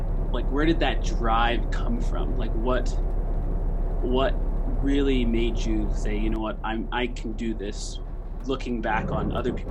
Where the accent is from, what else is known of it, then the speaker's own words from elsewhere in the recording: Canada; moved away as an adult; now in Singapore; I was born in, I was born in Canada.